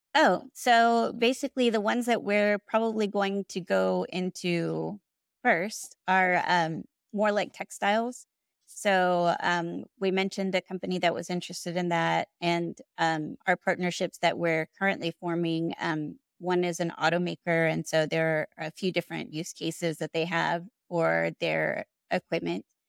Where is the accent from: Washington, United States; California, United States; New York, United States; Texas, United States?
Texas, United States; Houston; also born or lived in Austin, Texas; I grew up in Houston